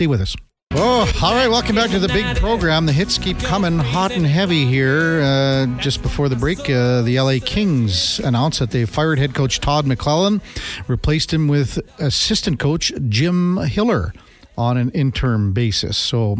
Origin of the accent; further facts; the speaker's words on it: Melville, Saskatchewan, Canada; moved away; We grew up in Melville, across the street from each other.